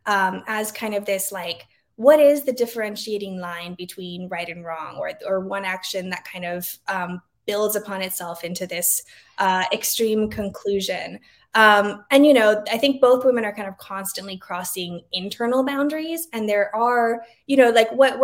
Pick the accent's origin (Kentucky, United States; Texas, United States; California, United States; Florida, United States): Texas, United States; Laredo; now in San Antonio, United States; growing up in Laredo where everybody's Mexican